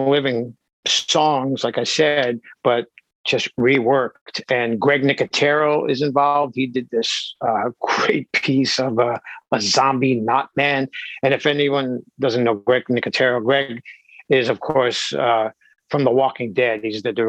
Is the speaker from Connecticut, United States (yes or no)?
no; New York City, New York, United States; I grew up in the Bronx, and it was great upbringing.